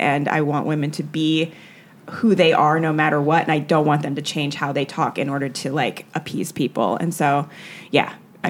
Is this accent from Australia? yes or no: no; Jamaica; Like I was working on this joke about being Jamaican and how everyone's always asking me to do the accent.